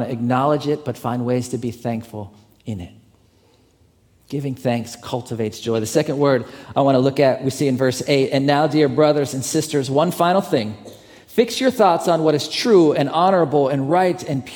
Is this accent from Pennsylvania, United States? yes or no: yes; Pittsburgh, Pennsylvania, United States; moved away; also born or lived in Atlanta; Pittsburgh, to this church there. It's my hometown